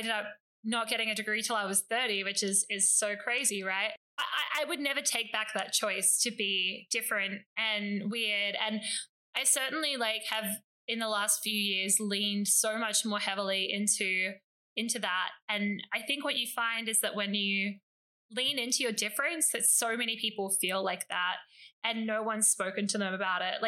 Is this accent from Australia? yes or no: yes; Australia; I'm a white Australian